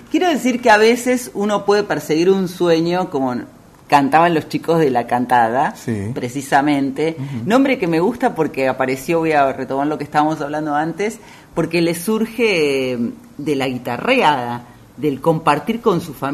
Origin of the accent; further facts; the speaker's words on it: Argentina; Eso también transmite un mensaje muy importante, no solo a nosotros como argentinos, sino al mundo.